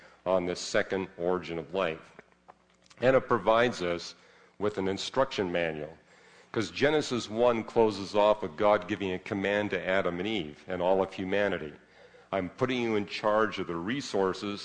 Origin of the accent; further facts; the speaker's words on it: Vancouver, British Columbia, Canada; I grew up in Vancouver, which is even wetter